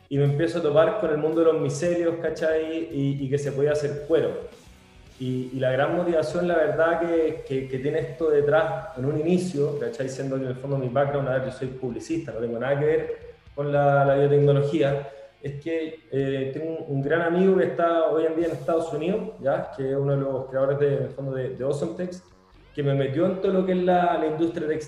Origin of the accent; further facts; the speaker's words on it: Venezuela; now in Chile; empecé, bueno, normal, en el fondo un venezolano acá acá en Chile, empecé a a conocer la cultura chilena, perdí mi acento y ahora ya me considero chile solano, la verdad Chile me encanta